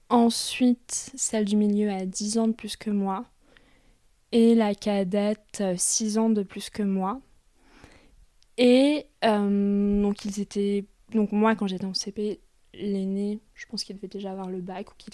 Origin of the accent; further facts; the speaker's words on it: Paris suburbs, Hauts-de-Seine, Île-de-France, France; en banlieue parisienne, dans les Hauts-de-Seine dans une ville plutôt, plutôt huppée.